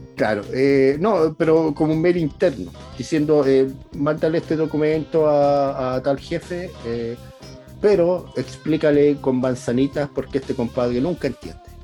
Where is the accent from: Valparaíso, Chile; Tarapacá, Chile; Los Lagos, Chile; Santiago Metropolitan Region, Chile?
Valparaíso, Chile; uno que es de Valparaíso